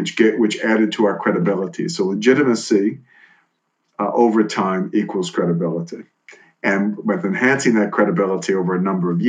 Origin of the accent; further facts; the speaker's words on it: New Orleans, Louisiana, United States; moved away; Growing up in New Orleans